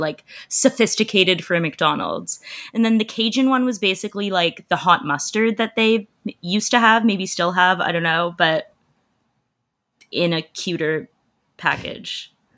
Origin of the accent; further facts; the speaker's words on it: Canada; I'm a Canadian